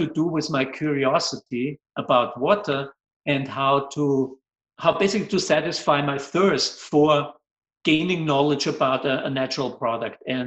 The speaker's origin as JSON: {"language": "English", "region": "Vienna", "country": "Austria", "second_language": "English", "moved": "yes", "said": "I'm originally from Austria, Vienna"}